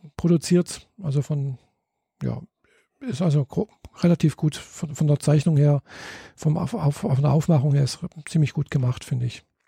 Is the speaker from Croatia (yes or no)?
no; Germany; bei uns in Deutschland